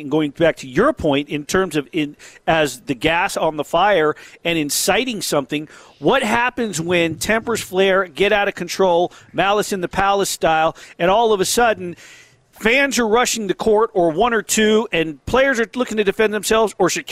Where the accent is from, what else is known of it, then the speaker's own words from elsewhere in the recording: Las Vegas, Nevada, United States; I'm from Las Vegas. I went around the streets and everything.